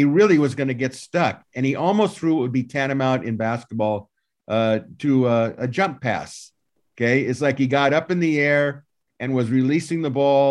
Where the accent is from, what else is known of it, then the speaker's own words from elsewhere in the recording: Southern California, United States; when you grow up in Southern California